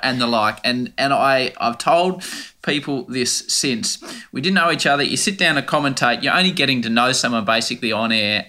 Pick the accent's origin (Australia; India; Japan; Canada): Australia; accent: rough Australian; my rough Australian accent